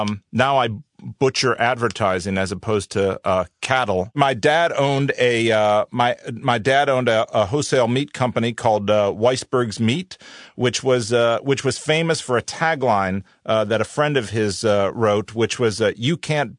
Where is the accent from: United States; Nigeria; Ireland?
United States; Cleveland, Ohio; I grew up in Cleveland, Ohio.